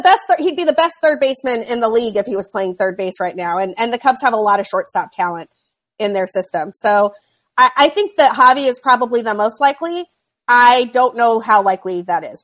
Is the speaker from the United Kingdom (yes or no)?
no; Utah, United States; moved away; I grew up in Utah